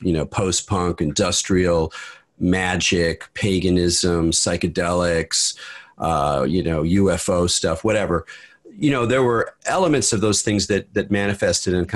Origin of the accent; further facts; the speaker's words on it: Southern California, United States; also born or lived in Redwood City, California / New York / San Francisco Bay Area; I was born in Redwood City, grew up in Southern California, so I'm pretty thoroughly Californian